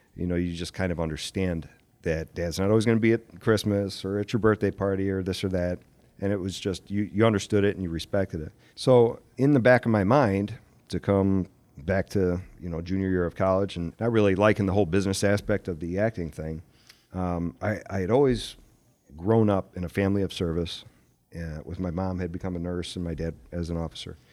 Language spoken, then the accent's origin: English; Aurora, United States; Aurora was, was my hometown